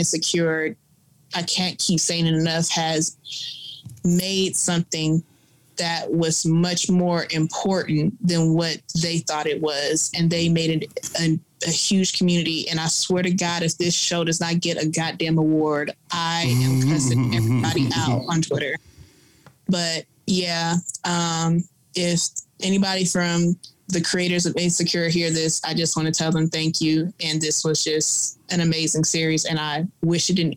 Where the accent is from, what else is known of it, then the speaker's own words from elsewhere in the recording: Los Angeles, California, United States; where I'm from